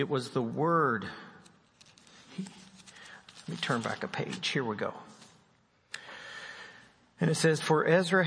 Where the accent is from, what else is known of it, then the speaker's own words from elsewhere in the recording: West Virginia, United States; I'm from West Virginia.